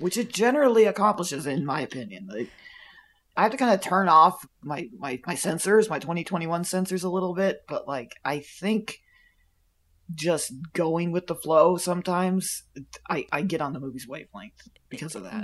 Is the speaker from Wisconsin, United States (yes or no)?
no; near Plant City, Florida, United States; I grew up near Plant City, Florida, which is where the strawberry festival in Florida is